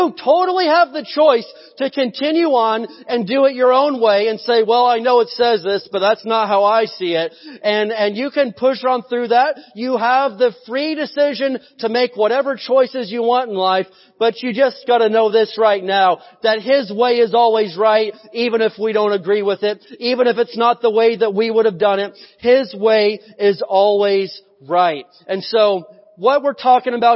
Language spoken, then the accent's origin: English; United States; I was born in America